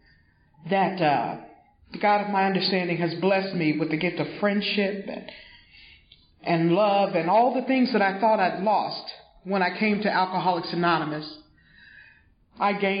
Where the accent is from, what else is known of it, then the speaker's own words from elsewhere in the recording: Greenville, South Carolina, United States; moved away; I am originally from Greenville, South Carolina. And back home, we lived in a little white house on a red clay road